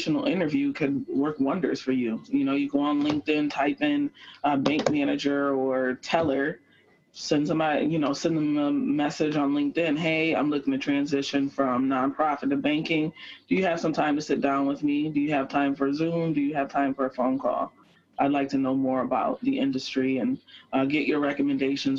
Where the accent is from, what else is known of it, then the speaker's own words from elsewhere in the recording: Rochester, New York, United States; I've had a really great experience growing up here in Rochester